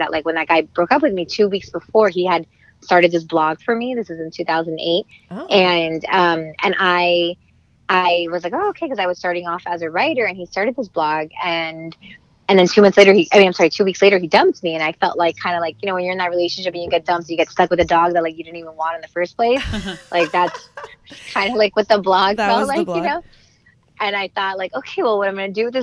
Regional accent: Miami, Florida, United States; moved away as an adult; also born or lived in Los Angeles; I'm from Miami, grew up there. I'm Cuban

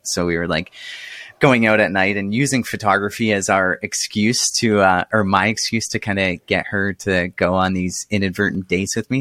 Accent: Canada; as a Canadian

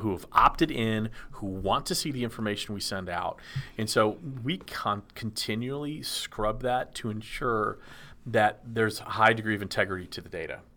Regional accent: Dallas, Texas, United States; growing up in Dallas

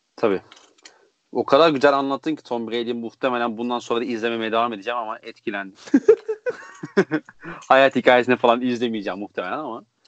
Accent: Konya, Turkey; now in Belgium; Konyalı olduğumu

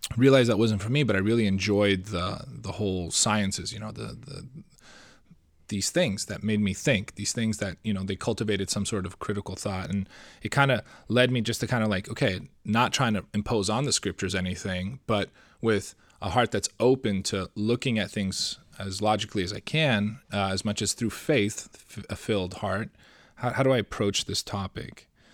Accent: Seattle, Washington, United States; I'm from Seattle

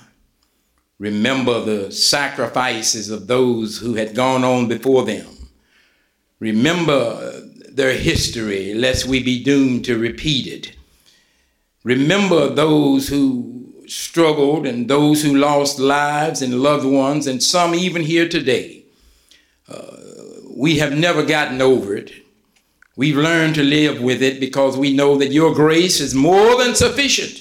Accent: West Virginia, United States; moved away as an adult; also born or lived in Kansas City area; Buffalo Creek, and I'm saying, hold on, that's my hometown

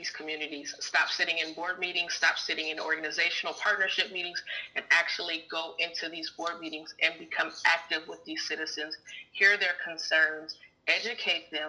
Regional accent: Fresno, California, United States; I am a Fresno native, born and raised in Fresno, California.

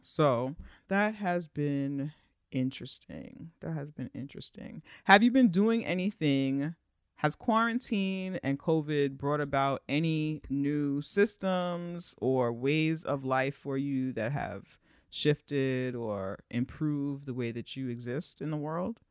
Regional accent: New York, United States; as a New Yorker

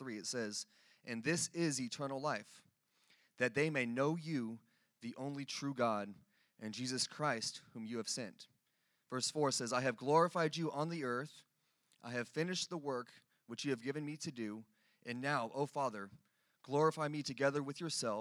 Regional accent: California, United States; now in Dallas, United States; I'm from California

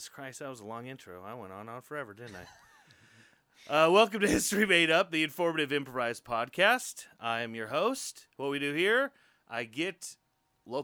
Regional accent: Prairie City, Iowa, United States; I grew up in Prairie City, right. Very close to Knoxville

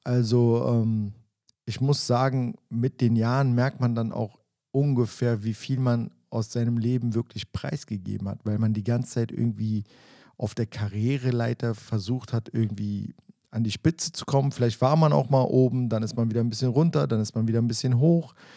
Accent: Berlin, Germany; mit dem bin ich ja teilweise im Wedding auch groß geworden

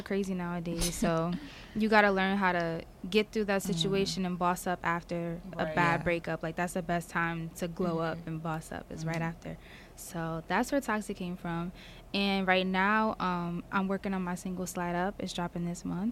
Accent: Piscataway, New Jersey, United States; I'm from Piscataway, New Jersey

